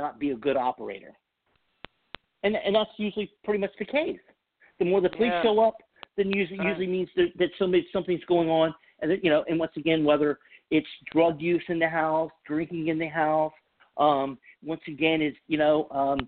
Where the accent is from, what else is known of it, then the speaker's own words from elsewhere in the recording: the Bible Belt, United States; moved away; I'm from the Bible Belt